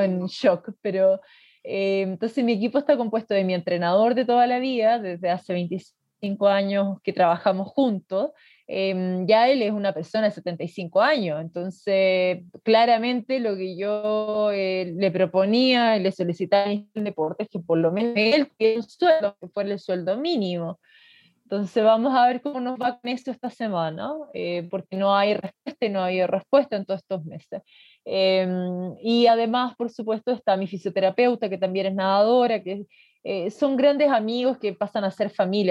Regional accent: Magallanes and Chilean Antarctica, Chile; yo soy de acá, yo soy de Magallanes

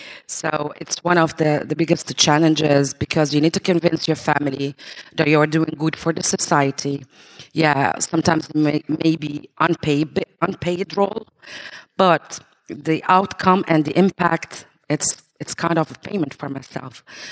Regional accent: Libya; I'm from Libya.

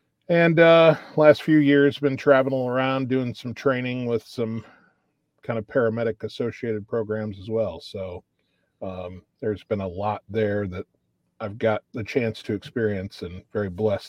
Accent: northern Indiana, United States; moved away as an adult; now in Johnson City, United States; born and raised in Indiana, northern Indiana, you know, just kind of a normal Midwestern country kid

